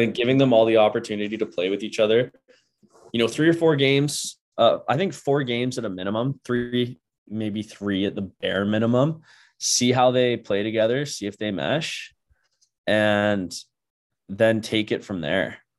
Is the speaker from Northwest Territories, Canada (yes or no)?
no; Port Hope, Ontario, Canada; Port Hope, Ontario, my, like, my hometown